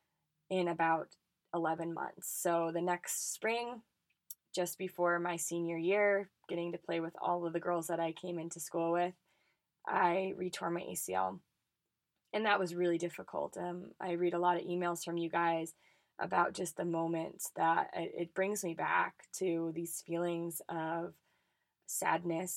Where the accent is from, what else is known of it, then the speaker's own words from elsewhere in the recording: Colorado, United States; I grew up in Colorado playing for the Colorado Rush Soccer Club